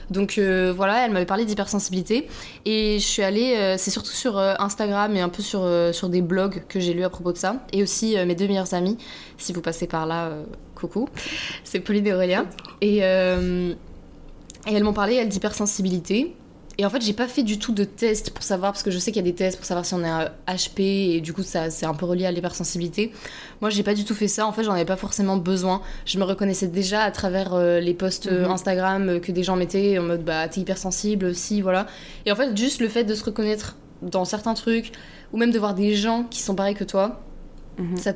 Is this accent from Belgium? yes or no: no; France; moved away as an adult; also born or lived in Paris, France; now in Montreal, Canada; j'ai 22 ans, je viens de France